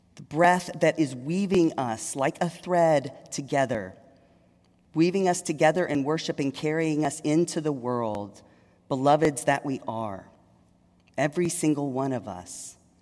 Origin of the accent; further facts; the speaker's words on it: Longview, Texas, United States; moved away as an adult; also born or lived in Dallas, Texas; now in Richmond, United States; I was raised in East Texas